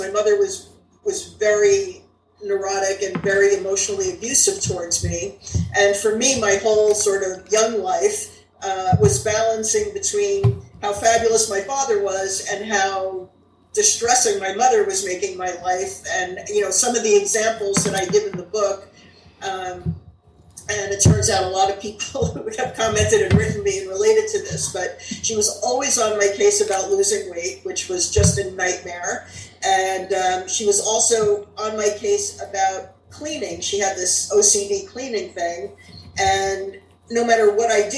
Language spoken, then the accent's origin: English; Englewood Cliffs, New Jersey, United States; I grew up in Englewood Cliffs, New Jersey, which is an upper middle class town